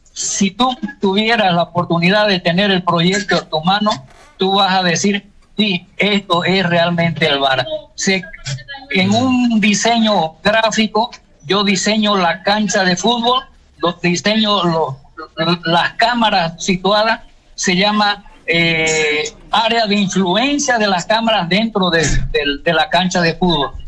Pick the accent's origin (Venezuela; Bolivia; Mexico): Bolivia; Santa Cruz de la Sierra, Santa Cruz; also born or lived in Ponta Grossa, Brazil; now in Asunción, Paraguay; el campeonato cruceño de ahí de mi ciudad